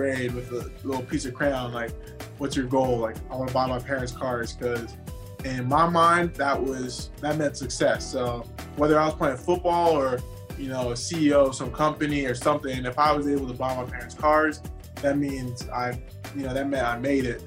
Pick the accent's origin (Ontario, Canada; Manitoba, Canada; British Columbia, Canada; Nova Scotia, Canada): British Columbia, Canada; Abbotsford; moved away as an adult; also born or lived in Surrey, British Columbia; now in United States; my hometown, I was born in a city called Surrey, grew up in a city called Abbotsford, which is all right outside of Vancouver, British Columbia, and I only came to the States for school.